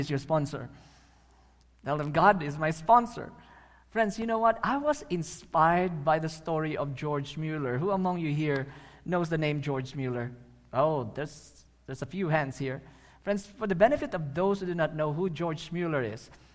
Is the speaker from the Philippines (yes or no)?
yes; Philippines; I'm a Filipino.